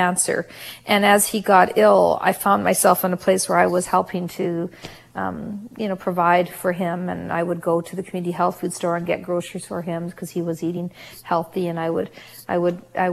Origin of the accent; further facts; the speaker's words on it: Canada; also born or lived in South Africa; We literally had $50 to our family's name when we came to Canada from South Africa. I was not quite 3 years old